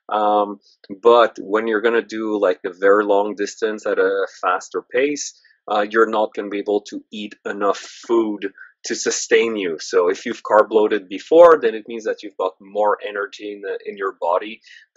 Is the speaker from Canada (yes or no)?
yes; Canada; I'm Canadian, French Canadian at that, so like maple syrup runs through my blood